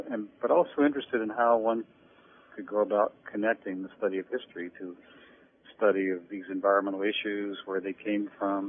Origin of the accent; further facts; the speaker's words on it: Great Plains, United States; also born or lived in Mojave Desert, California; I'm a native of the Mojave Desert, California. My parents were Dust Bowl refugees. We went out there in the 1930s, and I was born in 1941. But I grew up on the Great Plains. They came back this way after World War II. And I grew up here